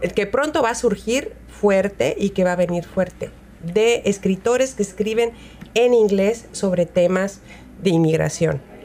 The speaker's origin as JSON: {"language": "Spanish", "country": "Mexico", "tie": "born or raised there", "moved": "yes", "lives_now": "United States", "said": "nací acá de este lado del río y cuando estaba chiquita emigré a México y me crié allá en México"}